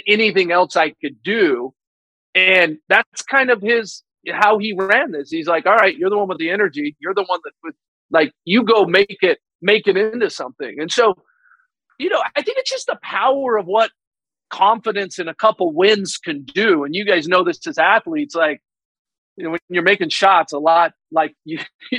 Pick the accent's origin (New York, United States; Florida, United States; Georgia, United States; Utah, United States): Utah, United States; I grew up in Utah